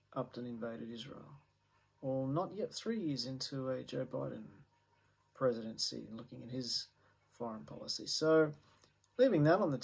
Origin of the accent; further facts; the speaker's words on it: Australia; an Australian